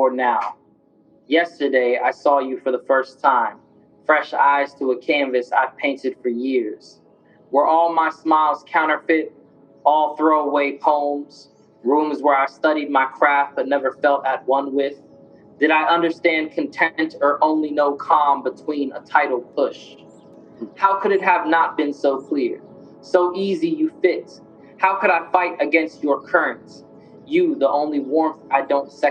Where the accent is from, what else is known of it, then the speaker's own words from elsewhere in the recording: Jacksonville, Florida, United States; moved away as an adult; also born or lived in Richmond / Leeds, England; I was from Jacksonville, Florida.